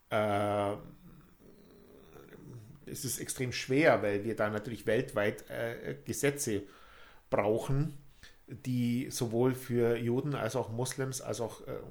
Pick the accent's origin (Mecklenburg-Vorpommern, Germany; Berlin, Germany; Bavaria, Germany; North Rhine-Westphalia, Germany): Bavaria, Germany; ich komme aus Bayern ja